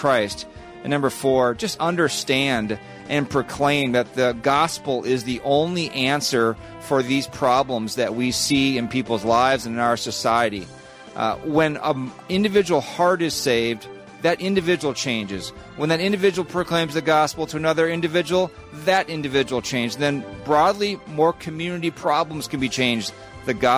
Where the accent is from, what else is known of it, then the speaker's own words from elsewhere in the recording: Minnesota, United States; I'm a American. I'm a Minnesotan